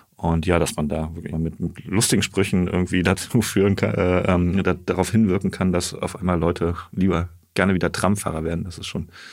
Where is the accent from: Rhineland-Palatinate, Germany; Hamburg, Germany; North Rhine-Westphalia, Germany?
Rhineland-Palatinate, Germany; Asbach; moved away; also born or lived in Siegburg; Ich bin in Siegburg geboren, in mhm. der Nähe von Bonn, genau. Und dann auf dem Dorf Asbach aufgewachsen. Das ist jetzt so knapp hinter der Grenze Rheinland-Pfalz.